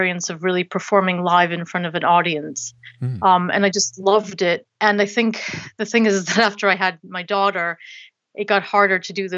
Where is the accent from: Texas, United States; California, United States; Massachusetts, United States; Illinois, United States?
Massachusetts, United States; Boston; moved away as an adult; now in London, United Kingdom; I'm originally from Boston in the States, Boston, Massachusetts. And I moved here about 11 years ago to do a master's degree